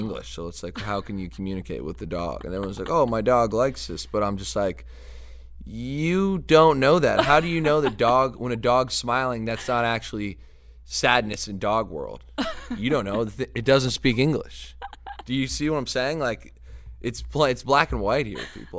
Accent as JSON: {"language": "English", "town": "LaSalle", "region": "Ontario", "country": "Canada", "tie": "born or raised there", "also_born_or_lived": "Seattle", "moved": "as an adult", "lives_now": "Detroit, United States", "said": "that's my hometown"}